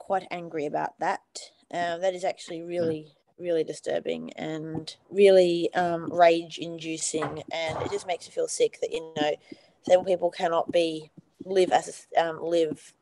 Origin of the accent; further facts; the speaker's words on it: Australia; So I'm from Australia